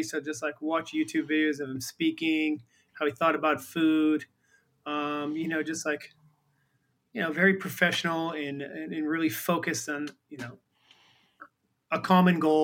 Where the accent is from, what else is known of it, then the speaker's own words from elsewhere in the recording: Boston, Massachusetts, United States; moved away; also born or lived in San Diego / Chicago; I'm from Boston